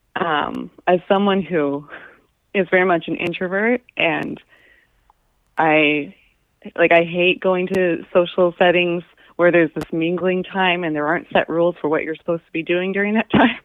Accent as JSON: {"language": "English", "town": "Anchorage", "region": "Alaska", "country": "United States", "tie": "born or raised there", "said": "I grew up in Anchorage"}